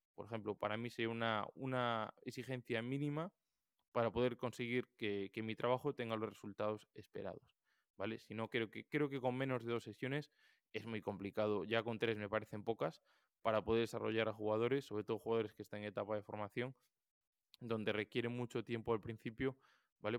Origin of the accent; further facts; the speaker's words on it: Galicia, Spain; yo, como buen gallego